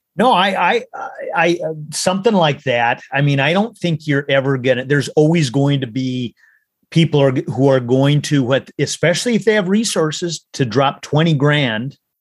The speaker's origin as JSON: {"language": "English", "region": "Minnesota", "country": "United States", "tie": "born or raised there", "said": "I grew up in Minnesota"}